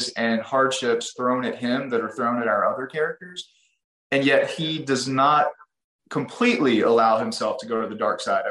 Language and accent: English; East Texas, United States; because I grew up in East Texas, I grew up very near the Neches River